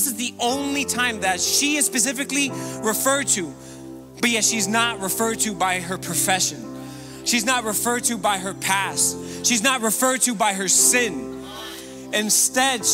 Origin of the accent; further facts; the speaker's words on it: Miami, Florida, United States; I was born and raised here in Miami, Florida.